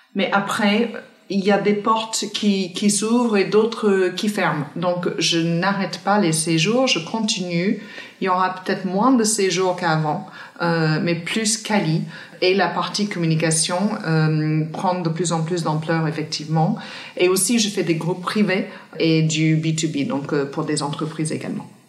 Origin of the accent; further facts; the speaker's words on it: countryside near Cork, Munster, Ireland; French is a second language; moved away as an adult; now in Paris, France; je viens d'une ville dans le sud-ouest euh, d'Irlande qui s'appelle Cork. Enfin, je viens même pas de Cork, je viens de la, campagne profonde, à 25 minutes de Cork